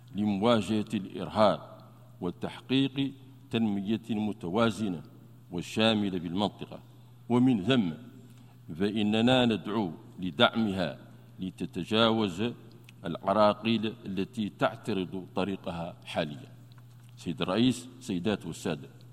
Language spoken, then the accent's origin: Arabic; Mauritania; بلدنا موريتانيا